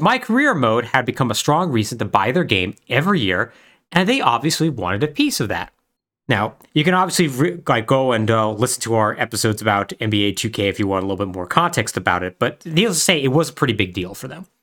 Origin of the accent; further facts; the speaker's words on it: El Paso, Texas, United States; I experienced somewhat growing up in West Texas